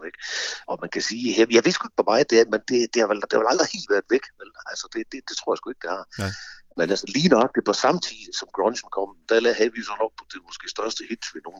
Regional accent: Horsens, Central Denmark Region, Denmark; nu kommer vi fra Horsens, ikke?

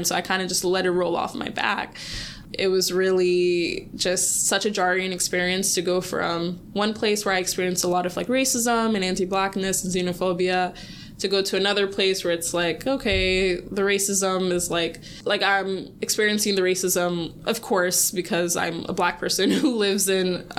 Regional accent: Sierra Leone; I'm from Sierra Leone

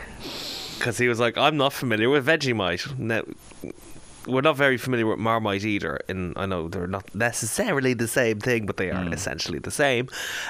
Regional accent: Ireland; we are Irish

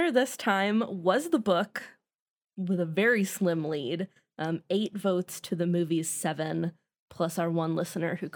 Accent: United States; I'm American.

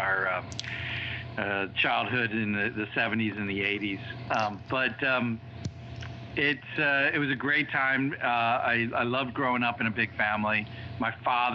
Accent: D.C. area, Maryland, United States; moved away as an adult; also born or lived in Washington, D.C. / North Jersey; now in Wilmington, Delaware, United States; I was born in Washington, D.C., split time in the Maryland, D.C. area, my childhood, going from North Jersey and then back to the D.C. area

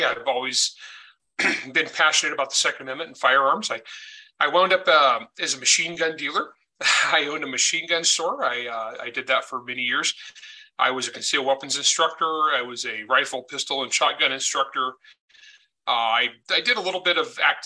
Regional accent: El Nido, California, United States; moved away as an adult; now in Utah, United States; I grew up in El Nido, California, which is a very poor farming area.

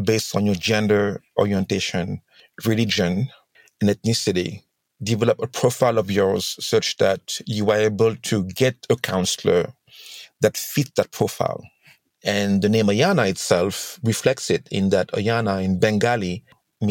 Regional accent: Senegal; I'm from Senegal, hence the accent

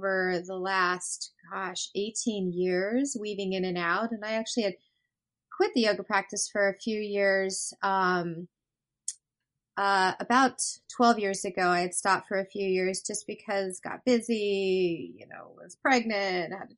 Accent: Colorado, United States; now in Seattle, United States; I'm originally from Colorado.

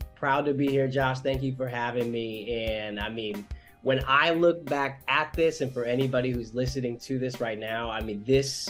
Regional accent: Chico, California, United States; also born or lived in Bay Area, California; I grew up in Chico, in Chico, yeah, California, but I was born in the Bay Area. So my family met in the Bay, and my dad was from New Orleans.

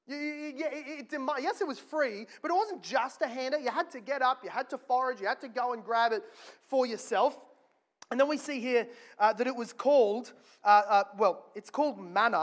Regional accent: Australia; as an Australian

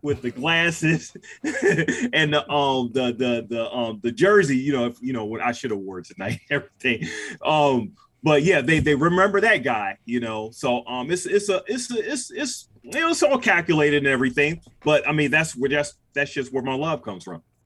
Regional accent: Cleveland, Ohio, United States; I'm from Cleveland

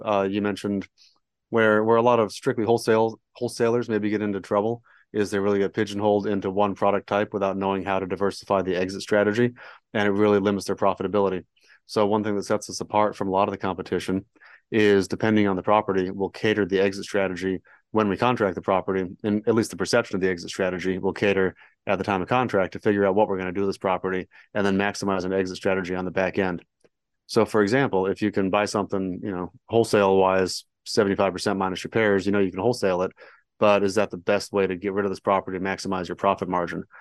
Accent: San Diego, California, United States; moved away as an adult; now in Dallas, United States; born and raised in San Diego, so that was fun. Grew up surfing

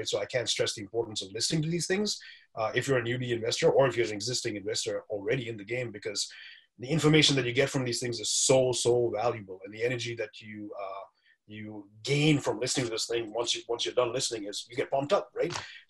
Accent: India; So I grew up, originally I'm from India, right? So my parents are from India, even though my name doesn't say that. Portuguese roots.

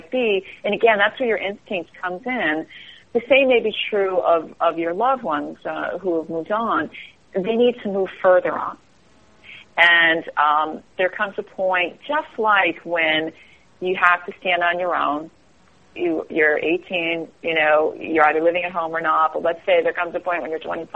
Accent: East Coast, United States; now in Northern California, United States; I'm from the East Coast, so even though I live out here, I'll always be from the East Coast

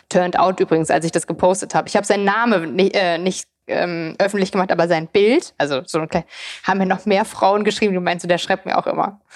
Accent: near Frankfurt, Hesse, Germany; moved away as an adult; also born or lived in East Germany (born) / Darmstadt; now in Berlin, Germany; Also ich bin ja in der Nähe von Frankfurt groß geworden, habe in Darmstadt studiert

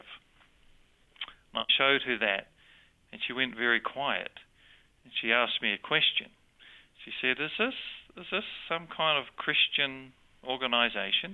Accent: New Zealand; accent: New Zealand; also born or lived in Sydney, Australia; I have a New Zealand accent, but I was born in Sydney

